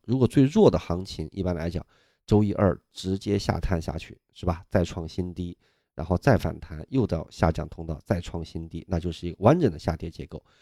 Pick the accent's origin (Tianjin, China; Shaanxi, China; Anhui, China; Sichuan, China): Sichuan, China; Nanjiang; now in Beijing, China; 我们老家四川啊，南江县